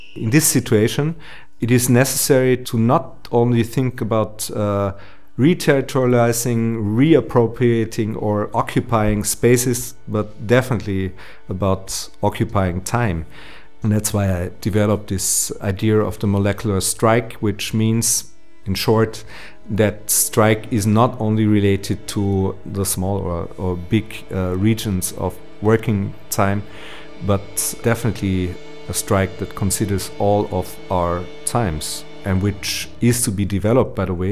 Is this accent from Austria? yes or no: yes; Austria; also born or lived in Vienna; I was uh, growing up in the Austrian province